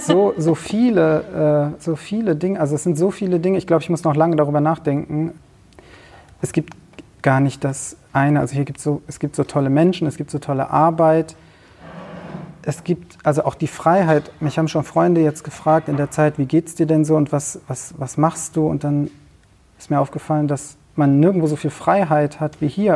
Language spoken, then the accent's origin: German; Cologne, North Rhine-Westphalia, Germany; Ich bin in äh, Köln, im Kölner Raum aufgewachsen.